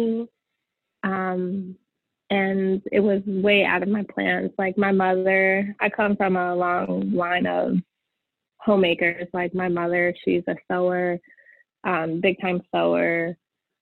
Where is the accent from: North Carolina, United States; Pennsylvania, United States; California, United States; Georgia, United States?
Pennsylvania, United States; Chambersburg; I grew up in a small town in Chambersburg, Pennsylvania.